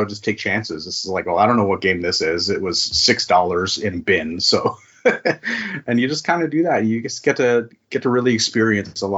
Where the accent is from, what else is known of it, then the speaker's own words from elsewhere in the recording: East Coast of Canada, Atlantic Canada, Canada; now in Victoria, Canada; So I'm a Canadian and I've lived in Canada my whole life. I started out on the East Coast of Canada, and now I'm living on the West Coast.